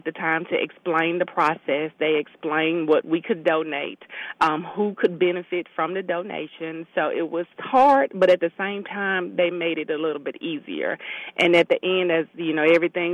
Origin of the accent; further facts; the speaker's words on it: Memphis, Tennessee, United States; now in Mississippi, United States; We're from Memphis